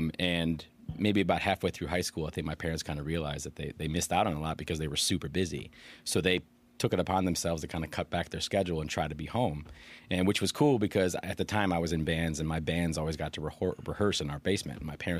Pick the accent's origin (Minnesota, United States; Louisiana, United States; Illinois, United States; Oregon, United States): Illinois, United States; Aurora; also born or lived in Oak Park; So born in Oak Park, but I was raised in Aurora.